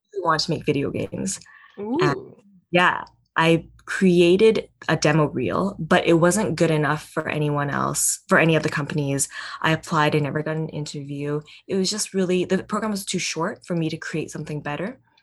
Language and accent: English; Vancouver, British Columbia, Canada; born or raised there